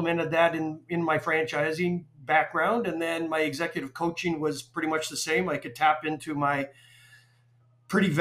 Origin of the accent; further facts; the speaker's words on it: Calgary, Alberta, Canada; moved away as an adult; also born or lived in Waterloo, Canada / Toronto, Canada; now in Atlanta, United States; I'm from Calgary. I'm a dual citizen, Canadian US. I've lived in the US since 1988, but I'm from Calgary